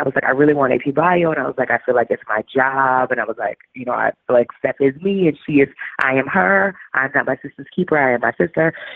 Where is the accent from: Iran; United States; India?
United States; New Orleans, Louisiana; moved away; also born or lived in St. Paul, Minnesota; I'm from New Orleans